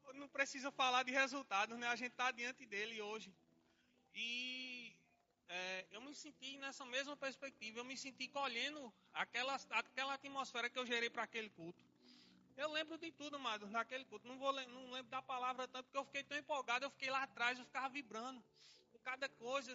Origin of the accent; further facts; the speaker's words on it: Salgueiro, Pernambuco, Brazil; now in Olinda, Brazil; nasci na cidade de Salgueiro, já morei em outras cidades também, mas não sou cigano. Lá nasci em Salgueiro, depois arrudei um pouquinho Pernambuco, vim para Olinda e aqui estou